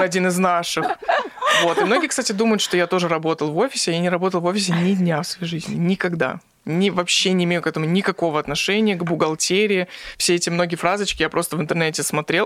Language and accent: Russian; Magnitogorsk, Chelyabinsk Oblast, Russia; Я из Магнитогорска